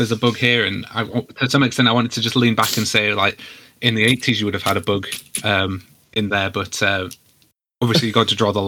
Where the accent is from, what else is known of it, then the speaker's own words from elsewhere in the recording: United Kingdom; I'm British